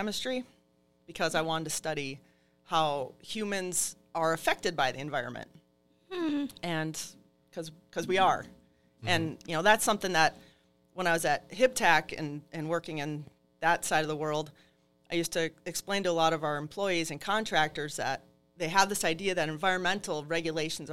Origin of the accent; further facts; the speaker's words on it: Barnum, Minnesota, United States; also born or lived in Duluth, Minnesota; I'm originally from Carlton County, not that far from here. So I started actually in Duluth. We moved when I was right before second grade. We moved down to Barnum